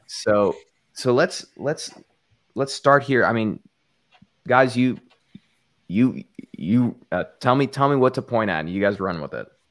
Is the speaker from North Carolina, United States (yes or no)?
no; El Paso, Texas, United States; now in Southern California, United States; my hometown of El Paso, Texas